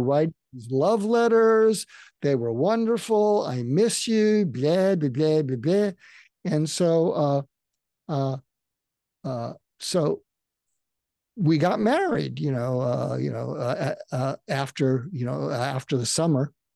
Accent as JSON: {"language": "English", "area": "outside of Boston", "region": "Massachusetts", "country": "United States", "tie": "born or raised there", "said": "I grew up outside of Boston"}